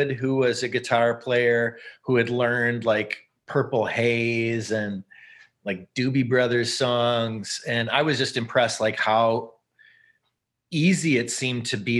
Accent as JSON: {"language": "English", "town": "St. Paul", "region": "Minnesota", "country": "United States", "tie": "born or raised there", "also_born_or_lived": "Bloomington, Indiana / Lexington, Kentucky / Moorhead, Minnesota", "said": "we moved to St. Paul when I was about six"}